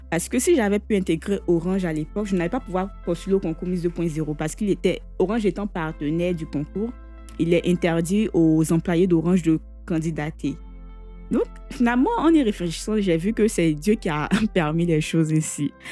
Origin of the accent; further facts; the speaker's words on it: Bouaké, Vallée du Bandama, Côte d’Ivoire; Comme je le disais tantôt, je suis originaire de Boaki.